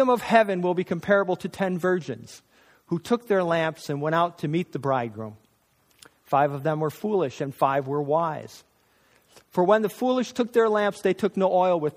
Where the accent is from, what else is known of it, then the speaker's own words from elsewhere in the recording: North Country, New York, United States; I'm from the North Country of New York